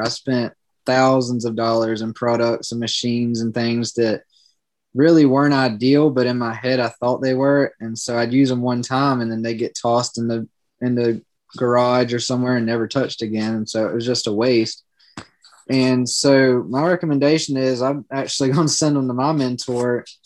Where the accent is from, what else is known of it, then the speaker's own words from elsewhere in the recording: Georgetown, South Carolina, United States; now in Myrtle Beach, United States; I grew up in Georgetown, South Carolina